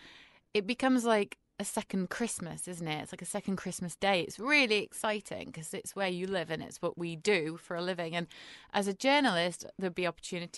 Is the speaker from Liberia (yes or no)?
no; United Kingdom; I'm British